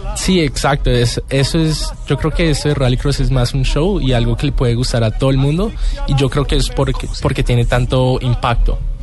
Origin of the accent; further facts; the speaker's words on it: Colombia; Yo soy el único latinoamericano y colombiano representando en el rallycross.